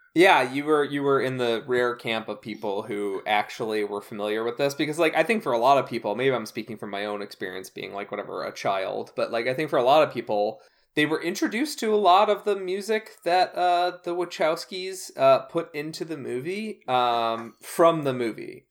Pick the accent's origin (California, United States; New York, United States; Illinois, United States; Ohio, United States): Illinois, United States; Chicago suburbs; I grew up in the Chicago suburbs